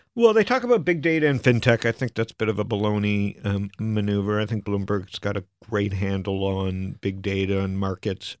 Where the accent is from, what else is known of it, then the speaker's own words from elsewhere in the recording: Canada; also born or lived in Arizona, United States; now in United States; a Canadian in America